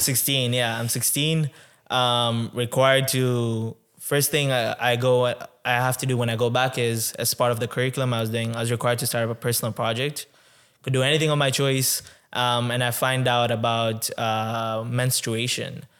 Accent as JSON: {"language": "English", "country": "Tanzania", "tie": "born or raised there", "moved": "yes", "lives_now": "Canada", "said": "I was born in Tanzania. So, I was born and raised in Tanzania twenty-one years ago."}